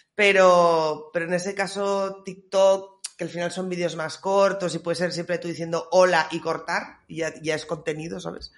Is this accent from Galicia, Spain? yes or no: no; Reus, Catalonia, Spain; Reus, mi tierra patria.